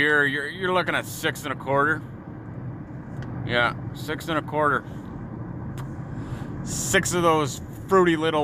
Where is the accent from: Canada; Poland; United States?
Canada; we're Canadian